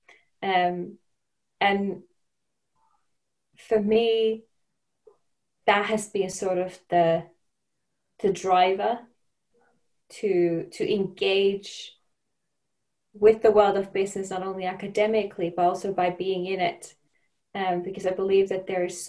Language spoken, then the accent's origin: English; Finland; moved away as an adult; also born or lived in Denmark; now in London, United Kingdom; where I come from Finland